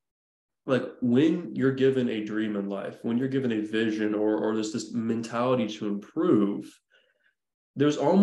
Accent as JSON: {"language": "English", "town": "Nashville", "region": "Tennessee", "country": "United States", "tie": "born or raised there", "said": "growing up around the Nashville area"}